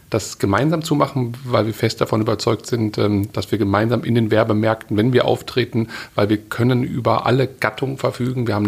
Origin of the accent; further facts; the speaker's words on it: Witten, North Rhine-Westphalia, Germany; Ich komme aus Witten im Ruhrgebiet sozusagen hier, Köln gleich um die Ecke.